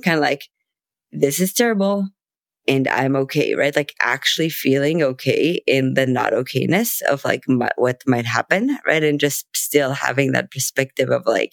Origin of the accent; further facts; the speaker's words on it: Israel; I'm from Israel